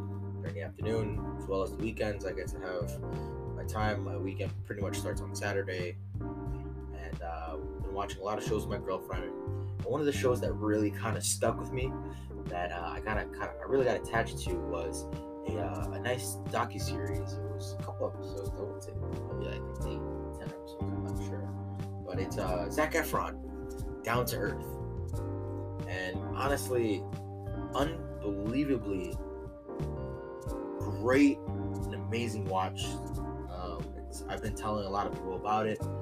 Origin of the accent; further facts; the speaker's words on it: United States; I'm all American, born in the USA